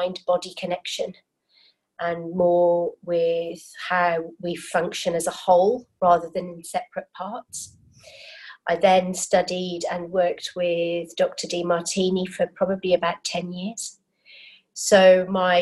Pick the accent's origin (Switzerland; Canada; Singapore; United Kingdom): United Kingdom; now in Sydney, Australia; I am British born and bred, living in Sydney, Australia now.